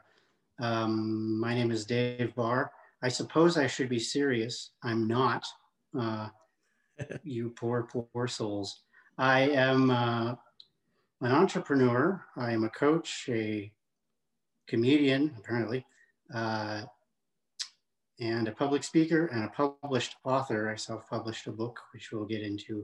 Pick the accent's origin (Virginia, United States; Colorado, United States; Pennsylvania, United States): Colorado, United States; Denver; also born or lived in Louisville, Colorado; I grew up in near Denver, Colorado